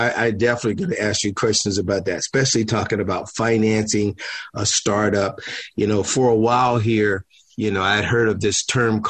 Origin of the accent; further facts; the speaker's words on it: Pittsburgh, Pennsylvania, United States; I'm from Pittsburgh, Pennsylvania